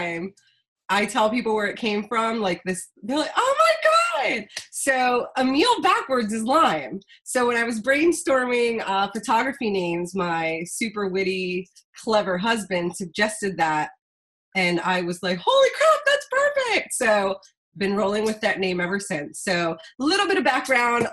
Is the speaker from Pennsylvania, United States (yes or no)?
yes; outside the Philadelphia area, Pennsylvania, United States; moved away as an adult; now in Harrisburg, United States; I grew up outside of the Philly area and then got dragged out to the Harrisburg area